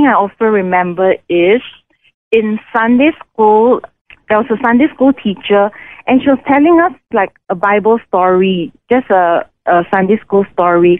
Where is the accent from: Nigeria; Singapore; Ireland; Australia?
Singapore; moved away as an adult; now in India; I was born in Singapore